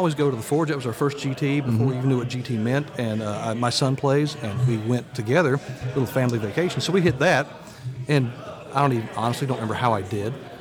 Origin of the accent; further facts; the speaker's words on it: Chapel Hill, Tennessee, United States; from the Southeast region, tiny little town called Chapel Hill